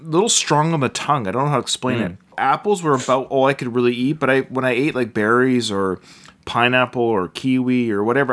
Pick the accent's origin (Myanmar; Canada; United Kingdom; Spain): Canada; growing up in Canada